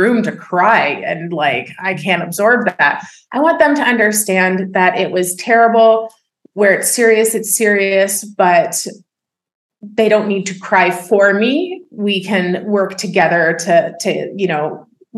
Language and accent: English; Oakville, Ontario, Canada; I was born and raised in Oakville, Ontario